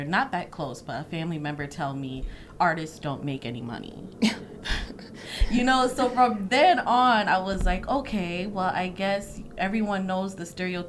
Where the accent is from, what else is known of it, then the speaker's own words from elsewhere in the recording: New York City, New York, United States; I grew up in Brooklyn.